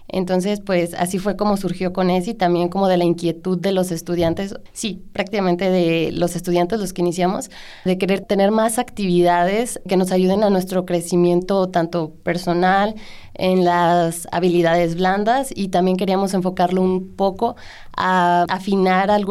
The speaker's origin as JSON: {"language": "Spanish", "town": "Manuel Doblado", "region": "Guanajuato", "country": "Mexico", "said": "Yo soy de Manuel Doblado"}